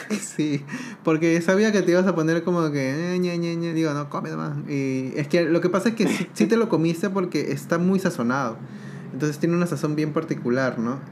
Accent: Peru; now in Uruguay; en Perú ya comíamos también bastante tema de lengua

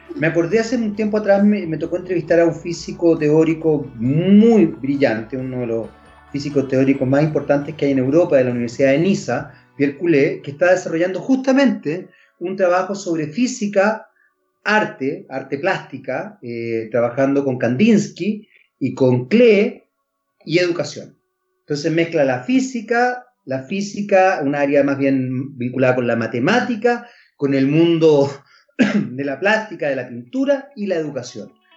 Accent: Chile; nuestro país

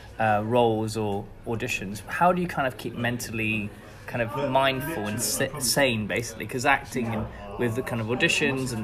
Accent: Devon, South West England, United Kingdom; now in London, United Kingdom; I'm from Devon, which is a very, very small town

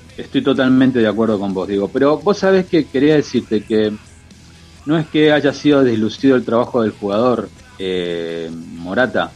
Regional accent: Argentina; como argentino

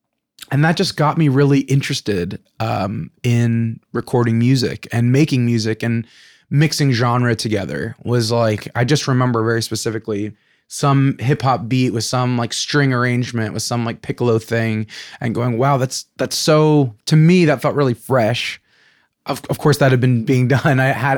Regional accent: California, United States; Well, I'm from Orange County originally, in California, and music was always a hobby.

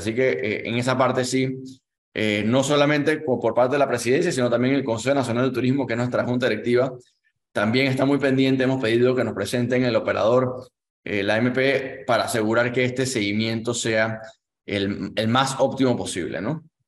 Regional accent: Panama; como panameños

